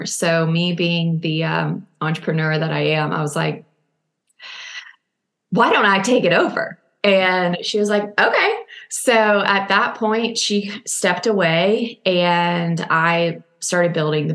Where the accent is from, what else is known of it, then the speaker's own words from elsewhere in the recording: Nashville, Tennessee, United States; now in Austin, United States; I'm from Nashville.